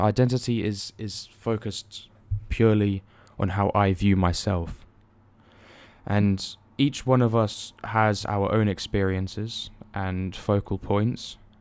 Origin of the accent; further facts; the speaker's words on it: Germany; moved away; me being born and raised there. Well, to a certain extent, I was raised there, not all my life.